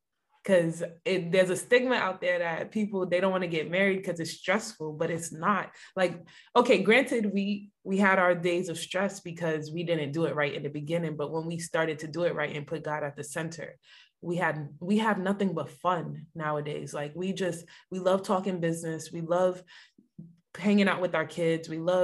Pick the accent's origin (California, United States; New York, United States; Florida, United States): New York, United States; Mount Vernon; So I'm from Mount Vernon.